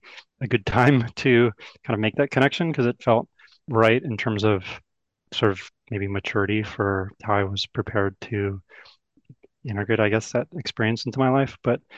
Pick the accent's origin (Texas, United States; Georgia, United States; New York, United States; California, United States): California, United States; Oakland; I grew up in Oakland